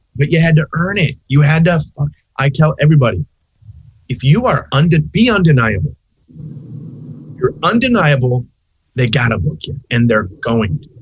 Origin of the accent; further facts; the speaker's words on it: Long Beach, California, United States; also born or lived in Santa Monica, California / Hollywood, California; I was raised in Long Beach for the rest of my life down here